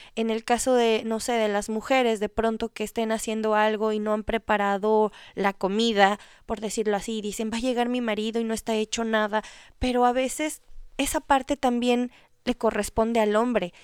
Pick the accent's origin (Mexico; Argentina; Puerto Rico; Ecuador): Ecuador; yo soy de Ecuador